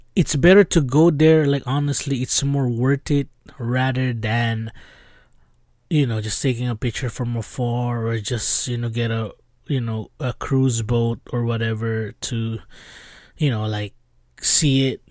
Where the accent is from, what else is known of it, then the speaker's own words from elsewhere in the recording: Los Angeles, California, United States; I'm from L A, I'm from Los Angeles, California, West Side